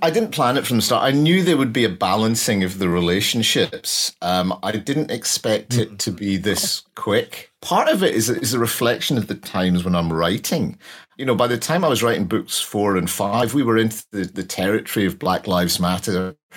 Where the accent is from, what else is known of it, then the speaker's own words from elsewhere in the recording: Glasgow, Scotland, United Kingdom; I'm from Glasgow